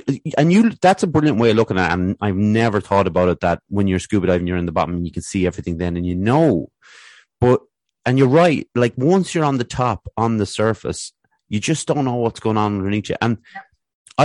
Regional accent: Athlone, Leinster, Ireland; growing up in Athlone here

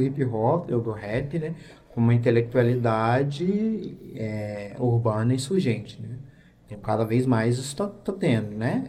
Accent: Goiânia, Goiás, Brazil; Goiânia, né, que era o espaço onde eu cresci

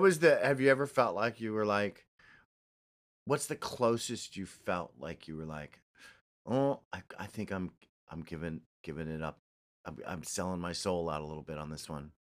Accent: New York, United States; also born or lived in Chicago; I'm from New York, I love New York, I'm, I'm New York all, all the way

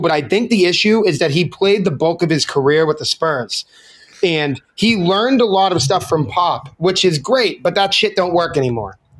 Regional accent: Boston, Massachusetts, United States; now in Chicago, United States; I'm from South Boston, Massachusetts

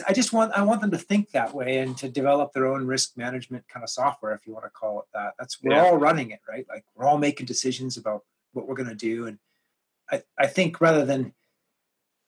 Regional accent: Canada; growing up in Canada

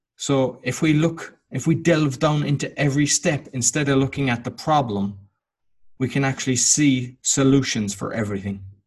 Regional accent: Cork, Munster, Ireland; moved away as an adult; now in Łódź, Poland; I'm Irish. I'm from Cork in Ireland. And in 2007, I moved to Łódź in Poland, and I've been living there ever since.

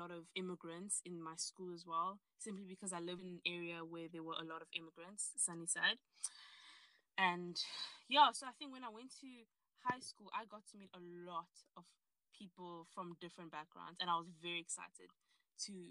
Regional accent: South Africa; just trying to understand my own identity as a South African and also my identity as a Nigerian, and still being able to be very proudly, you know, South African, but also very proudly Nigerian.

